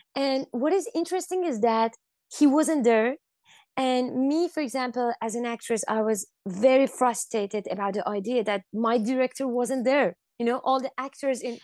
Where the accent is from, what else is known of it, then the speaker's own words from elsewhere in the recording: Iran; i grew up in Iran